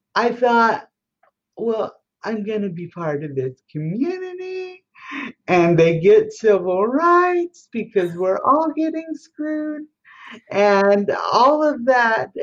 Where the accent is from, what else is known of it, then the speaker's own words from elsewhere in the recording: Colorado, United States; now in Washington, D.C., United States; I'm from Colorado and I live in Washington, D.C.